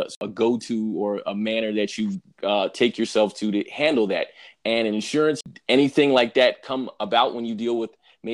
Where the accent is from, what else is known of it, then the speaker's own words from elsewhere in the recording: New York, United States; I'm also from New York